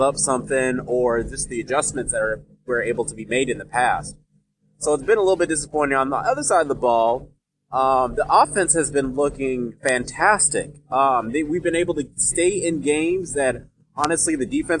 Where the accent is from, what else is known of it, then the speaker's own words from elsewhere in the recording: Nigeria; I'm Nigerian